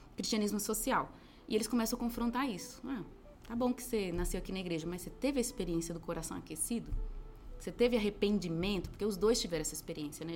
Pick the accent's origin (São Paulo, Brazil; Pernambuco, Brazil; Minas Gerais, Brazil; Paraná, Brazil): Pernambuco, Brazil; Recife; Sou de Recife. Meus pais são baianos, eu sou de Recife